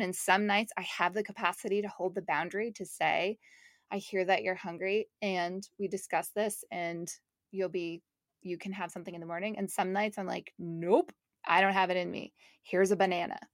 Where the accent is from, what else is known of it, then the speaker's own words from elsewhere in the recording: Canada; moved away; my family's in Montreal, I'm from Canada